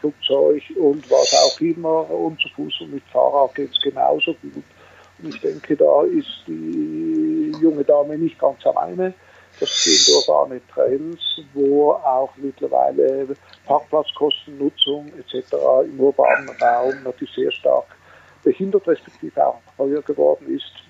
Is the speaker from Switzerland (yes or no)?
yes; Switzerland; Wie man hört, bin ich Schweizer und Gründer, äh, CEO, sprich Geschäftsführer auf gut Deutsch, der Rinspeed AG seit 42 Jahren.